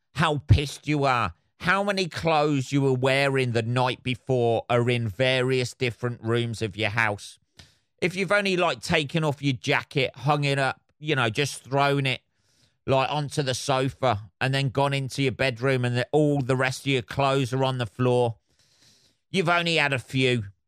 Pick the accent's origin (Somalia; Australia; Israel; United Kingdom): United Kingdom; England